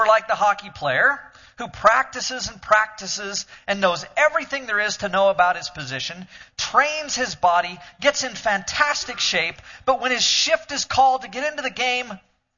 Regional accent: Oregon, United States; I grew up in Oregon

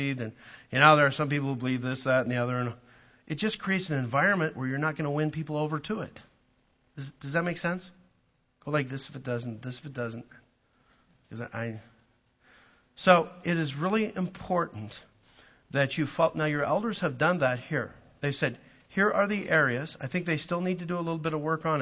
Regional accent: Calgary, Alberta, Canada; also born or lived in Southern US (Southern Baptist area); now in United States; I'm a Canadian from Calgary

